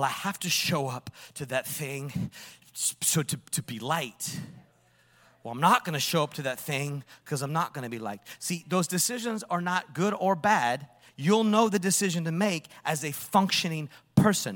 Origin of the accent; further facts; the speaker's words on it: Napa, California, United States; I'm from Yuppie Town, Napa, California